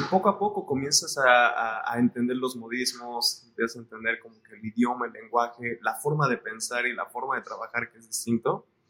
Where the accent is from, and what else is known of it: Mexico City, Mexico; born or raised there; moved away as an adult; also born or lived in Colima, Mexico / London, United Kingdom